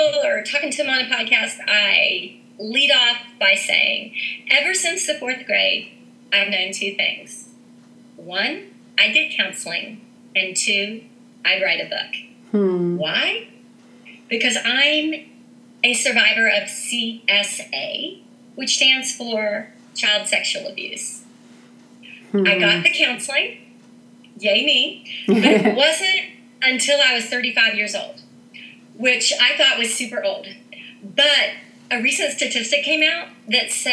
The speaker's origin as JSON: {"language": "English", "town": "Huntington", "region": "West Virginia", "country": "United States", "lives_now": "Morgantown, United States", "said": "I'm originally from Huntington, West Virginia, and I now live in Morgantown, West Virginia"}